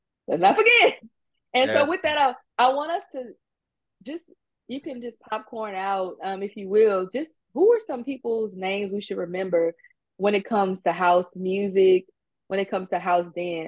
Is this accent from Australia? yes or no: no; Houston, Texas, United States; I think we have the largest Nigerian population outside of Nigeria.